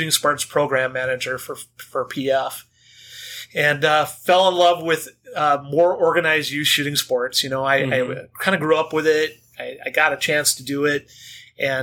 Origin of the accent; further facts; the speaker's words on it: Northwest Iowa, United States; I grew up in Northwest Iowa with a veteran